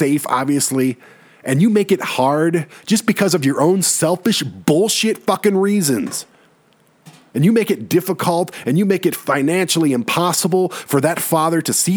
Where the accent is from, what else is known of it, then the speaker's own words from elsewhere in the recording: Detroit, Michigan, United States; now in Colorado Springs, United States; I'm from Detroit